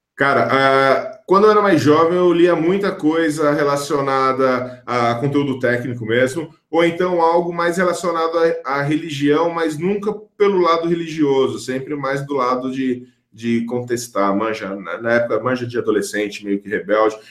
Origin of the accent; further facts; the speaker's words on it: São Paulo, Brazil; Fui crescido, eu cresci em periferia aqui em São Paulo